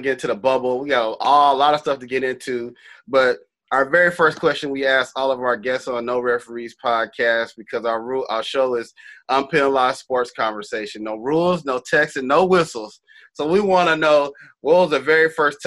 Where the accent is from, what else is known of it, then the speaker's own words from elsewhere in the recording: Texas, United States; I'm from Texas